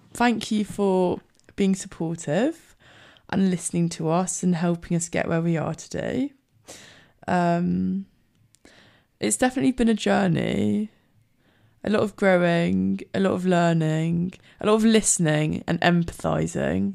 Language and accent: English; Scotland, United Kingdom; I'm from Scotland